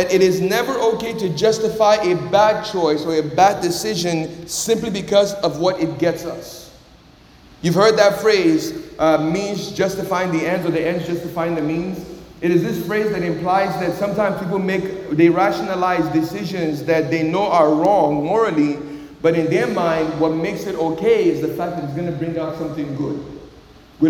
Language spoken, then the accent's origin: English; Nigeria; moved away; also born or lived in Miami, Florida; when I was growing up in Nigeria